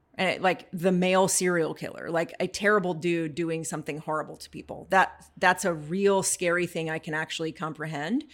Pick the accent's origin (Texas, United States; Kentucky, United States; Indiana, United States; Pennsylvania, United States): Texas, United States; North Central; moved away; I grew up in North Central Texas and being a teenager there